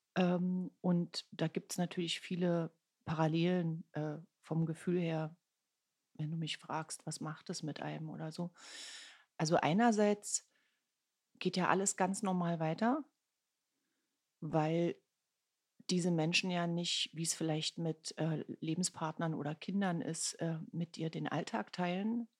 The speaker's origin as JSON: {"language": "German", "region": "Berlin", "country": "Germany", "tie": "born or raised there", "said": "Ich bin gebürtige Ostberlinerin"}